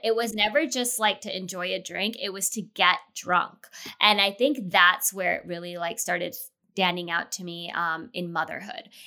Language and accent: English; Los Angeles, California, United States; moved away as an adult; now in Chicago, United States; I'm born and raised in L